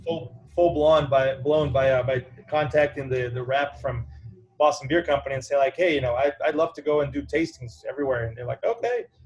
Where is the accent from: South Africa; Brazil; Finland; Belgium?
Brazil; now in Evanston, United States; I am from Brazil originally